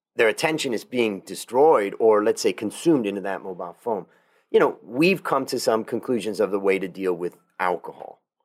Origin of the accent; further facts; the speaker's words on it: United States; moved away as an adult; now in Thailand; an American that left America thirty years ago, came to Thailand and kinda built more of an international life